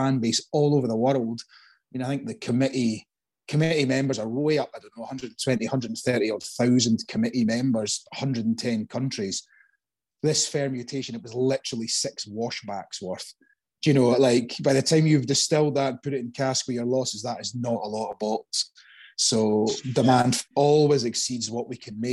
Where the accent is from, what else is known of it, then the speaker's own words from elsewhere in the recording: Dunkeld, Scotland, United Kingdom; moved away as an adult; now in Islay, United Kingdom; I grew up in Dunkeld, which I don't know, was probably 1,500 folk or 2,000 people